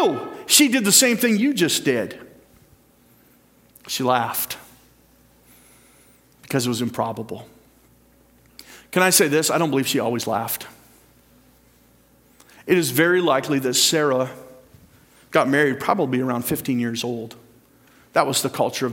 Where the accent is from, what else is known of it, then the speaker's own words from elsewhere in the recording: Port Dover, Ontario, Canada; I went to Port Dover Composite School too.